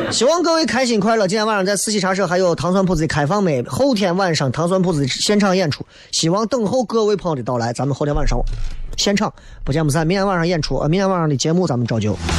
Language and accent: Chinese; Xi'an, Shaanxi, China; 俺西安人